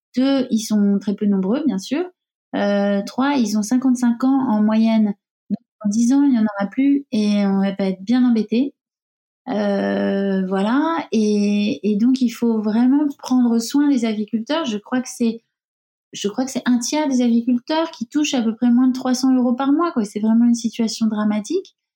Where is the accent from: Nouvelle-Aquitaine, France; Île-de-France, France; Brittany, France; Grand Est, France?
Nouvelle-Aquitaine, France; Bayonne; Je suis de Bayonne